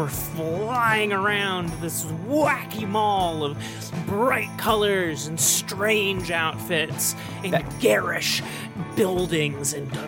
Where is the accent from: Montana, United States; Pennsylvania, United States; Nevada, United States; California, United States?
Nevada, United States; Boontown; Yeah, I'm originally from Boontown, Nevada.